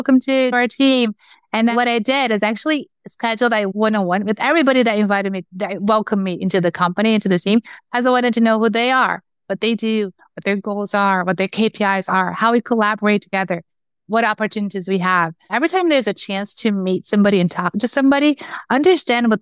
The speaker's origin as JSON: {"language": "English", "country": "Brazil", "also_born_or_lived": "Chicago, United States", "moved": "as an adult", "lives_now": "United States", "said": "I'm from Brazil. I moved from Brazil to the US, to Chicago first, a year and a half ago."}